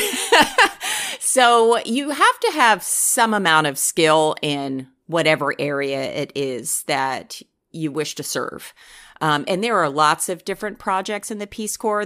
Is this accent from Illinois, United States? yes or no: no; New Jersey, United States; moved away; I'm originally from New Jersey. That's correct. And most of my family is still back there